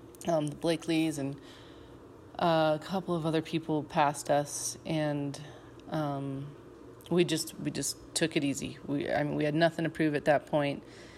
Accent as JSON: {"language": "English", "region": "Colorado", "country": "United States", "said": "We're from Colorado. We live at over 7,000 feet and train up to 9,000 feet and above, actually, but we do not have heat."}